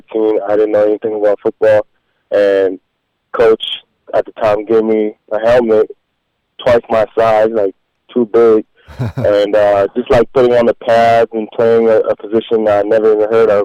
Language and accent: English; Canada; despite being Canadian